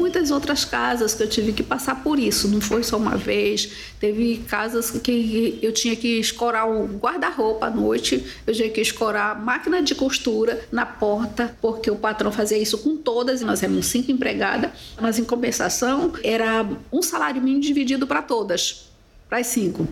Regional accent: Cururupu, Maranhão, Brazil; Eu nasci em Cururupu, interior do Maranhão.

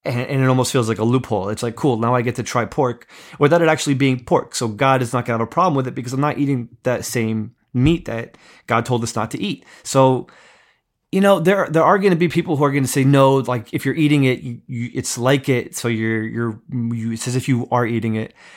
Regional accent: East Coast, United States; I grew up in America, grew up on the East Coast

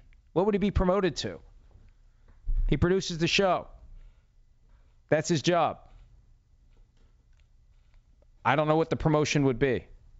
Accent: Florida, United States; I grew up in Florida. I don't want to live in Seattle.

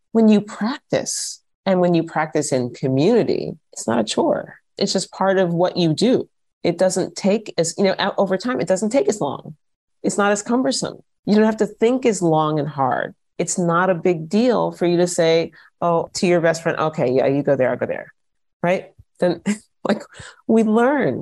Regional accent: United States; moved away as an adult; also born or lived in Vienna, Austria; now in Austria; if I had stayed in the States

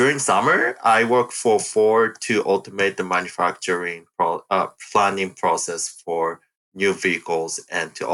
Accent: Japan; moved away as an adult; also born or lived in Michigan, United States; now in Sunnyvale, United States; I was born and raised in Japan

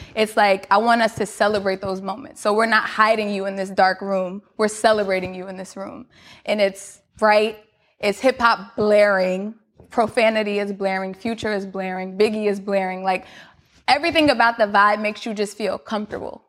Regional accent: New York City, New York, United States; I'm from Queens

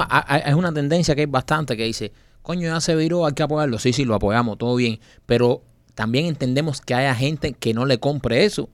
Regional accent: Cuba; moved away; poder ir a mi país y poderle enseñar a mis hijas donde yo nací

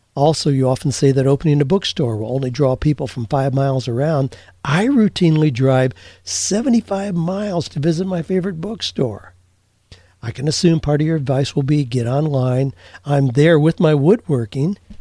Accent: Amish Mennonite community, Ohio, United States; I grew up in the Amish Mennonite community

